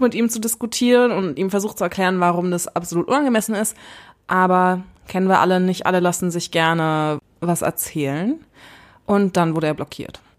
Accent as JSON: {"language": "German", "region": "Berlin", "country": "Germany", "tie": "born or raised there", "said": "als Urberliner"}